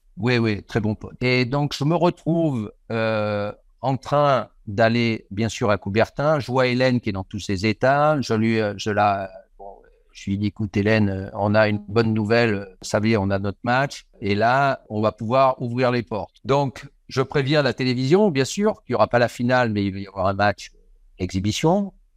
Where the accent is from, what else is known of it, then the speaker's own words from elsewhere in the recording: Marseille, Provence-Alpes-Côte d'Azur, France; je suis de Marseille